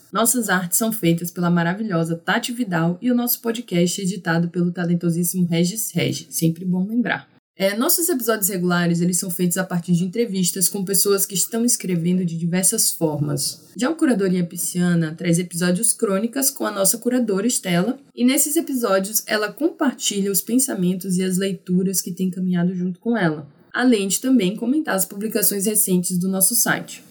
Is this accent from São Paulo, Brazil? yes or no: no; Maranhão, Brazil; Como uma maranhense engajada em um projeto de divulgar o escrito das mulheres